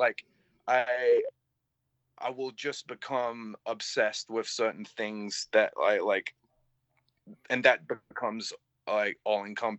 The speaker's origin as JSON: {"language": "English", "town": "Canterbury", "region": "South East England", "country": "United Kingdom", "tie": "born or raised there", "said": "first hardcore show in Canterbury, where like I was like, oh, there's like a community, and it's like in my hometown."}